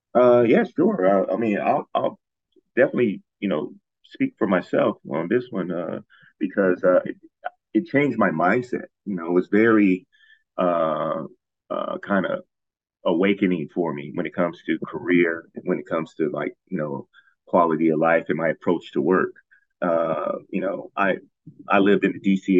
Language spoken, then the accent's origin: English; Ohio, United States; moved away as an adult; also born or lived in Washington, District of Columbia, United States / Kathmandu, Nepal; now in Thailand; I'm from Ohio